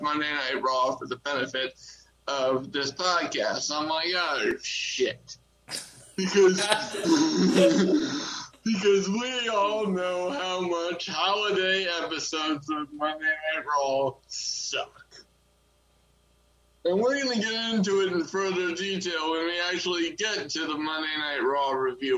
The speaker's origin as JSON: {"language": "English", "country": "United States", "said": "I'm American."}